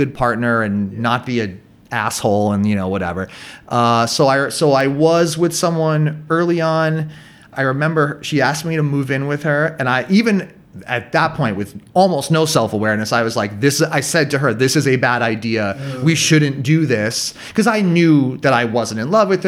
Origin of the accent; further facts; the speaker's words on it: near Boston, Massachusetts, United States; moved away as an adult; now in Vietnam; I still lived in my hometown